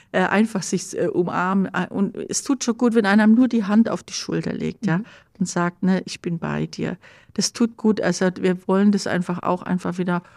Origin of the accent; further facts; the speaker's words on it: Germany; bei uns Deutschen